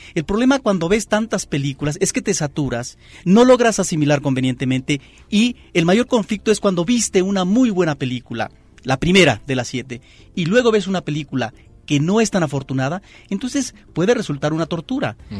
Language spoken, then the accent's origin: Spanish; Xalapa, Veracruz, Mexico; el Cine Jalapa, Variedades de Jalapa, la capital del estado de Veracruz. Ahí es donde yo de niño me refugiaba